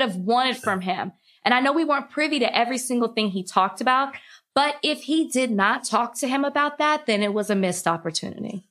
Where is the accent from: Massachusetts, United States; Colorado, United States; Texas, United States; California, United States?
Texas, United States; Dallas; I'm from Dallas